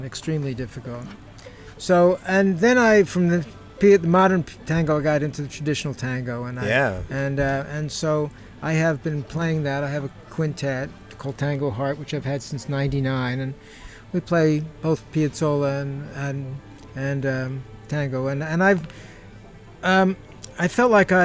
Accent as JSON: {"language": "English", "region": "Northeast", "country": "United States", "tie": "born or raised there", "also_born_or_lived": "Georgia", "moved": "as an adult", "said": "I was born in the Northeast"}